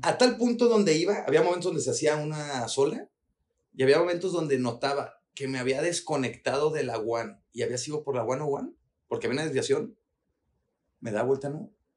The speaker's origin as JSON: {"language": "Spanish", "country": "Mexico", "also_born_or_lived": "Guadalajara", "said": "mexicanos mexicano no, no tenemos la cultura como el estadounidense o el canadiense"}